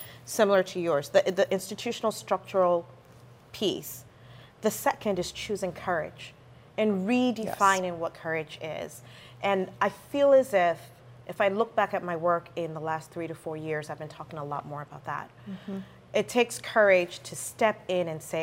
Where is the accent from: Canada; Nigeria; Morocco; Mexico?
Nigeria; now in United States; me growing up in Nigeria